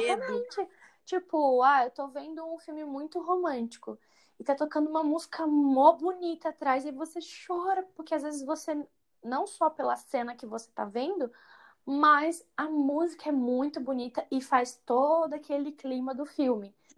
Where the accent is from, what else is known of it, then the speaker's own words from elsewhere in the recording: Imperatriz, Maranhão, Brazil; Sempre cantei na igreja, é, na igreja lá em Imperatriz. Eu cresci no Maranhão, né? Fui para lá com seis anos de idade